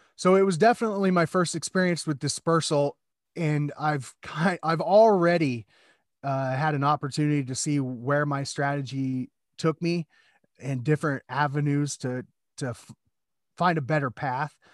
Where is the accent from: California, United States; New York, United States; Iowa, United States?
Iowa, United States; Des Moines; I grew up in Iowa